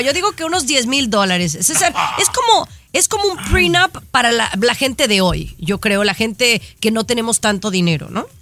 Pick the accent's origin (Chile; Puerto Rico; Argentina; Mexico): Mexico; yo como mexicana